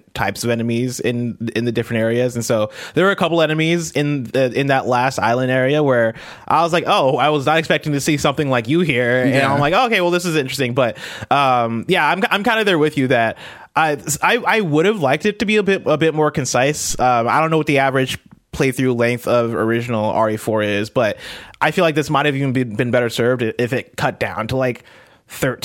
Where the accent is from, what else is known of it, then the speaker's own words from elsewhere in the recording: United States; I'm American